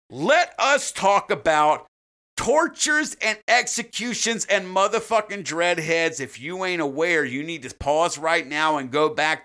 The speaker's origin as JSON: {"language": "English", "country": "United States", "said": "I'm an American"}